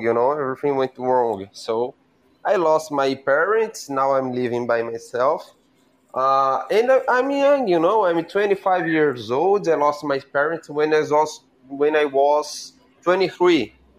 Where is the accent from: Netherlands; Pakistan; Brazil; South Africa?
Brazil; English is a second language; I'm from Brazil